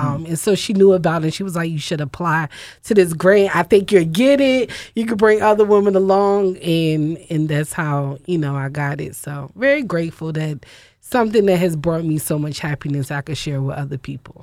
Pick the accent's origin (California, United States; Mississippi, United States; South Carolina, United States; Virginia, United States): Virginia, United States; moved away as an adult; now in Philadelphia, United States; I grew up riding bikes in Virginia